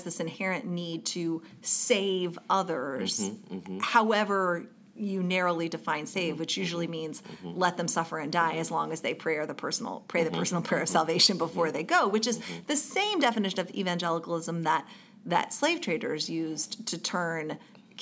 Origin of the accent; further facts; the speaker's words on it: the South, United States; a typical white girl growing up in the South